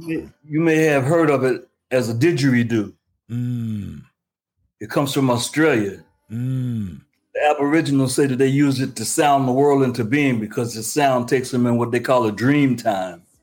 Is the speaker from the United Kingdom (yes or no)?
no; Richmond, Virginia, United States; moved away as an adult; also born or lived in Newark, New Jersey; I'm from Richmond, Virginia. I moved to Newark, New Jersey